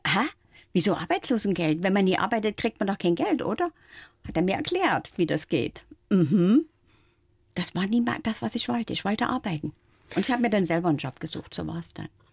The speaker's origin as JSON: {"language": "German", "town": "Dresden", "region": "Saxony", "country": "Germany", "tie": "born or raised there", "also_born_or_lived": "Frankfurt am Main", "moved": "yes", "said": "damals in meiner Heimat in Dresden"}